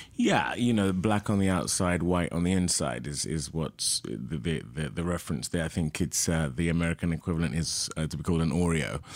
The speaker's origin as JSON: {"language": "English", "region": "London", "country": "United Kingdom", "tie": "born or raised there", "also_born_or_lived": "Oxford, England", "moved": "yes", "lives_now": "Los Angeles, United States", "said": "I was born in Oxford, England, and I lived there till the age of two, so I don't really remember it, but most of my life was spent, my early life anyway, in London."}